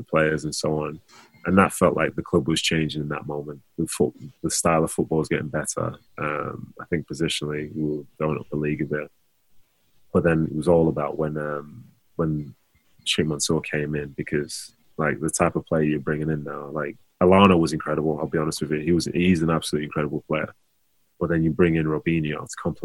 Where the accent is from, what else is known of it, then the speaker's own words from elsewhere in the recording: Manchester, North West England, United Kingdom; play for my hometown club